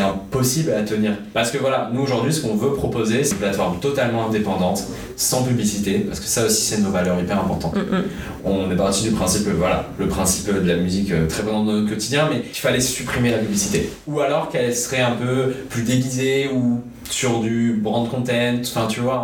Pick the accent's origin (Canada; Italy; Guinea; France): France; Bordeaux, Nouvelle-Aquitaine; J'ai 19 ans, je viens de Bordeaux